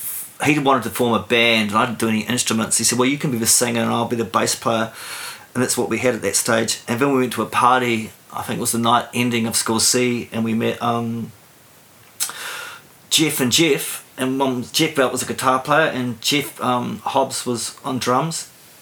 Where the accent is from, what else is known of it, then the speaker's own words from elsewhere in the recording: Stokes Valley, Wellington, New Zealand; also born or lived in Auckland / Gisborne / Hamilton; As a child, we moved around a lot. We lived in Gisborne, we lived in Hamilton. I was born in Auckland. We made it to the Hutt Valley in the mid-70s. My mother came from here.